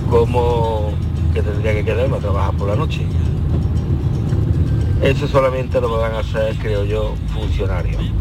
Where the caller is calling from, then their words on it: Córdoba, Andalusia, Spain; de Córdoba.